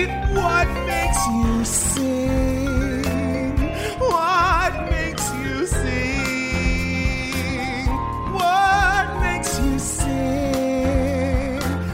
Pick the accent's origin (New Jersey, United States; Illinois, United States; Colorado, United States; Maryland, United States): Maryland, United States; Baltimore; I am from Baltimore